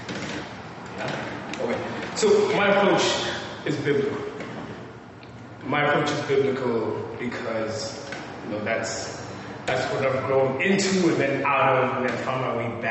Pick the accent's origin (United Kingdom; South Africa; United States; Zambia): South Africa; I'm from South Africa